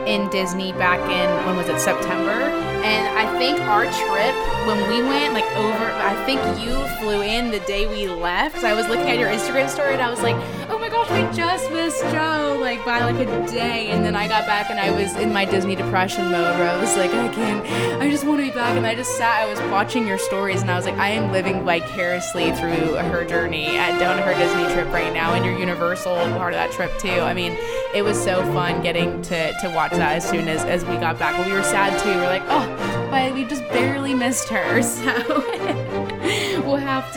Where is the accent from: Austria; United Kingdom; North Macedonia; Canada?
United Kingdom; England; now in United States; I grew up in England